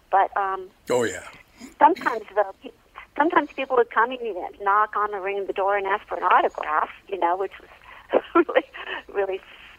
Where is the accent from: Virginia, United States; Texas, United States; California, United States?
California, United States; Glendale; I grew up in Glendale, California